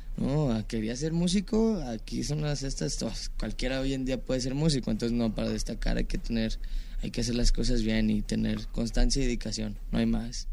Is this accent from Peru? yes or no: no; Mexico; nosotros como mexicanos